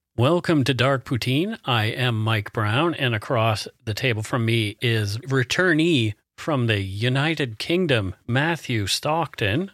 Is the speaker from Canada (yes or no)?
yes; Canada; We are ordinary Canadian schmucks